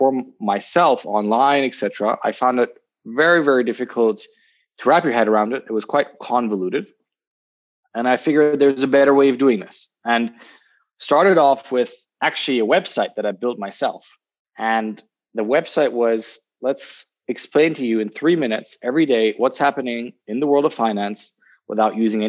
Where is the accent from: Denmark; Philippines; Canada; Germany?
Germany; Berlin; moved away as an adult; also born or lived in Zurich, Switzerland / London, United Kingdom; I'm originally from Berlin. I'm actually just currently visiting home